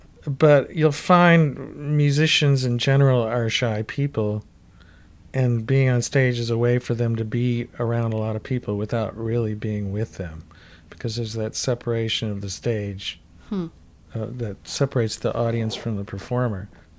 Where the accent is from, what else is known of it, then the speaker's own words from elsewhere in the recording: Toledo, Ohio, United States; moved away as an adult; now in Minneapolis, United States; Well, you know, I came to Minneapolis from Toledo, Ohio in 73 to go to college.